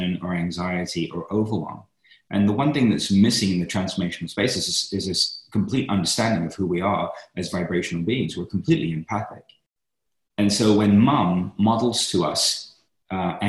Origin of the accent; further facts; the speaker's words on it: London, United Kingdom; I grew up in East London